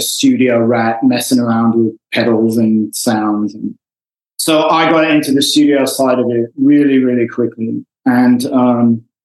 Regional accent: Wolverhampton, West Midlands, United Kingdom; moved away as an adult; now in Los Angeles, United States; I grew up in a fairly small town in England

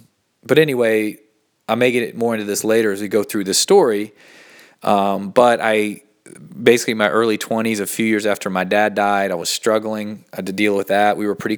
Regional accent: Asheville, North Carolina, United States; I was born in Asheville, North Carolina, in the southern part of the United States. Grew up in kind of a Christian culture, but also in a very sort of open, eclectic culture in Asheville.

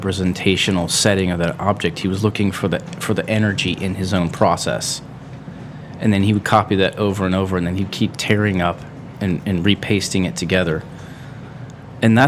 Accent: Akron, Ohio, United States; also born or lived in Wadsworth; I was actually born in the Firestone, raised in like the Firestone Park area. So yeah, I mean, I still consider that Akron.

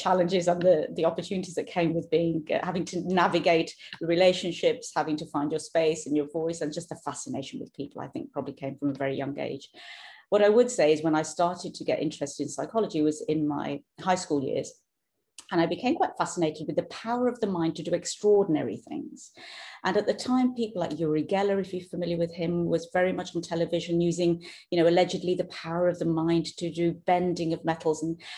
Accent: United Kingdom; accent: British; now in Norway; you'll hear my accent is British, born and brought up in the UK, now living in Norway, have done for the last 15 years.

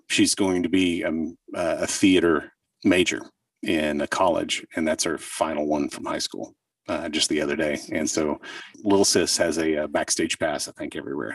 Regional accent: southern Oklahoma, United States; I grew up in southern Oklahoma

